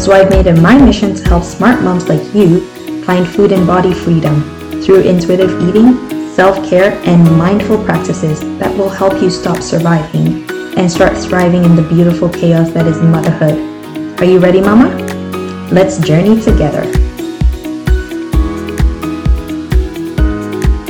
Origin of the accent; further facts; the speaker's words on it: Nigeria; moved away as an adult; now in Canada; when I was growing up in Nigeria